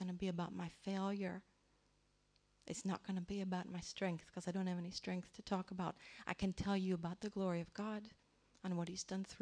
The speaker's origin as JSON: {"language": "English", "country": "United States", "tie": "born or raised there", "moved": "yes", "said": "I grew up in the Church of England in America, which we call the Episcopal Church"}